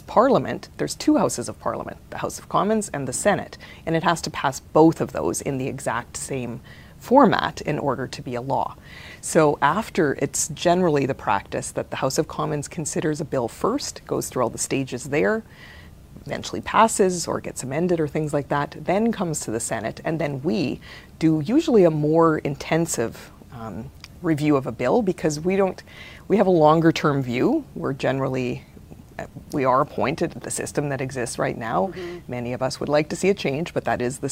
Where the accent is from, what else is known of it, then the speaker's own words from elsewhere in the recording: Regina, Saskatchewan, Canada; We lived in Regina, or I'm a city kid